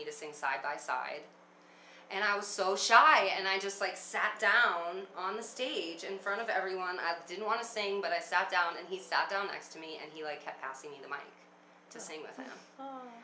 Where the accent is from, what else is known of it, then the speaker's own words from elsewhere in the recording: New York City, New York, United States; I grew up in Brooklyn, New York